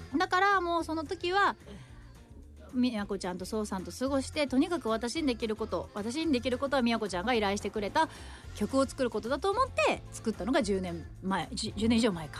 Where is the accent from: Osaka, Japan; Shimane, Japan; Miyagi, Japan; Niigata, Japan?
Shimane, Japan; 私の地元島根